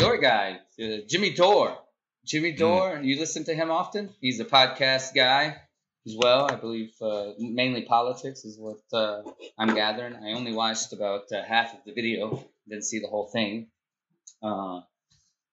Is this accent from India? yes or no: no; Peru; I'm from Peru